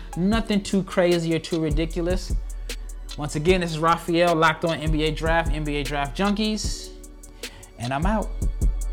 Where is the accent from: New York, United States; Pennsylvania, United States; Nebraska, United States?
Nebraska, United States; I'm born and raised in Nebraska